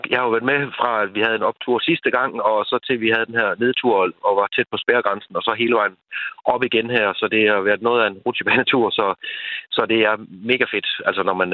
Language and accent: Danish; Djursland, Central Denmark Region, Denmark; jeg kommer fra Djursland af